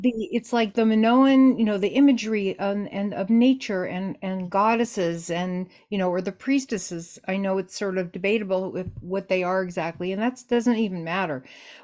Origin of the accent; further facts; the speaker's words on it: Los Angeles, California, United States; growing up in Los Angeles at that time